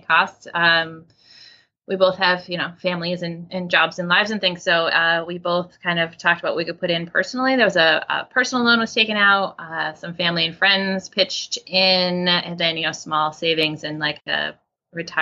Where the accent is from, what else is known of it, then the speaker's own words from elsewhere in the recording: Portland, Maine, United States; I grew up on Peaks Island, right off the coast of Portland. So I'm a Maine girl.